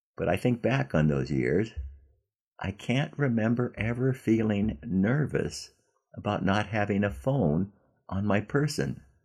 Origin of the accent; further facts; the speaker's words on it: Southern California, United States; when I was a kid growing up in Southern California